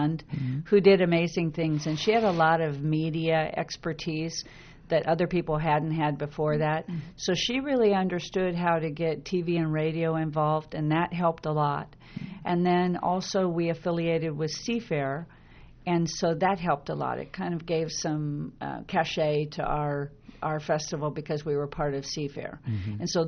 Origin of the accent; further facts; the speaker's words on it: Issaquah, Washington, United States; also born or lived in Seattle / Bellevue; I was raised in Issaquah, so I was raised with Labor Day